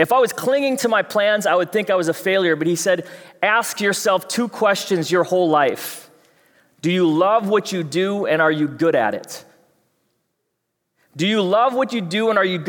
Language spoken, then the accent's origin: English; Fridley, Minnesota, United States; I know you can't tell with my accent, but I'm from Fridley.